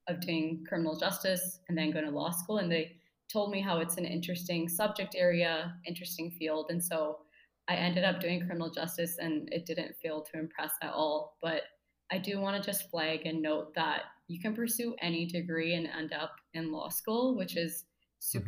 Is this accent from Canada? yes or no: yes; Abbotsford, British Columbia, Canada; moved away as an adult; now in Toronto, Canada; I was born and raised in Abbotsford, BC